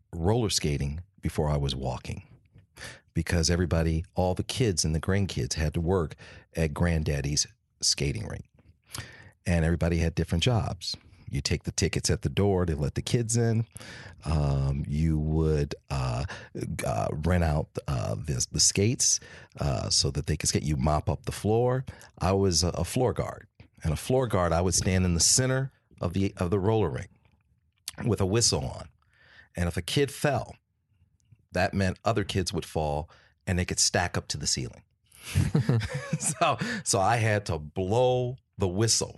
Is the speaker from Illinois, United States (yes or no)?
no; Detroit, Michigan, United States; I was born in Detroit, Michigan in 1961. And Detroit in the 60s, unbelievable place